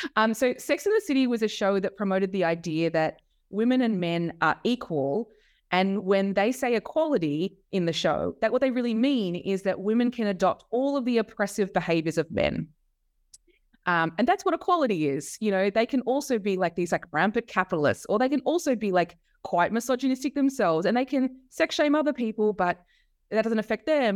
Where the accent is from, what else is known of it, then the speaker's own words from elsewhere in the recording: Melbourne, Victoria, Australia; I grew up in Melbourne uh, in Australia. Uh, that's where I am now